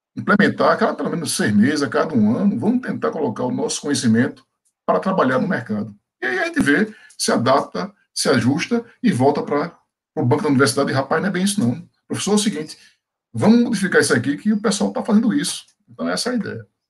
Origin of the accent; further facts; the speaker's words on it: Pernambuco, Brazil; moved away; also born or lived in Bahia; Eu sou pernambucano